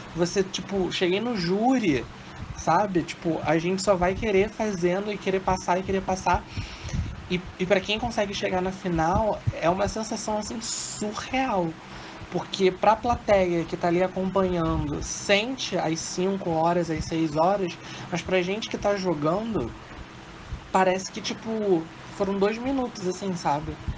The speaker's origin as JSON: {"language": "Portuguese", "region": "Rio de Janeiro", "country": "Brazil", "said": "Sou do Rio de Janeiro. Sou do Honório Gurgel, Rio de Janeiro."}